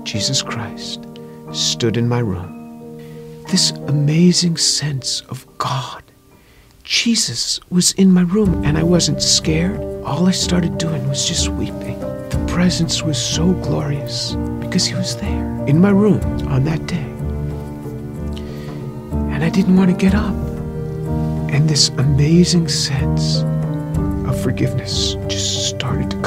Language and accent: English; New York, United States; I grew up just outside of New York City